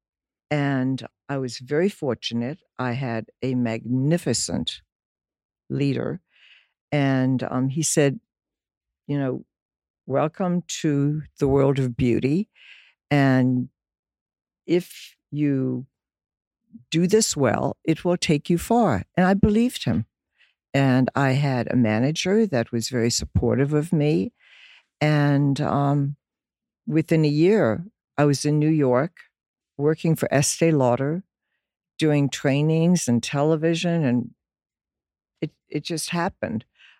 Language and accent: English; Dublin, Leinster, Ireland; born there; I was born in Dublin, Ireland. My mother was German. My father, Irish.